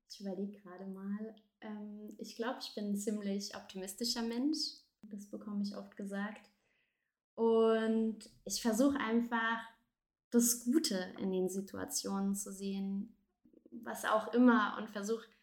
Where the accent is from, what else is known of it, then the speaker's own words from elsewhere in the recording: southern France, France; Ich bin in, bin in Frankreich tatsächlich geboren. Ja. Ähm, meine Eltern waren damals beruf, aus beruflichen Gründen in Frankreich. Und ich bin tatsächlich in Südfrankreich geboren und auch groß geworden.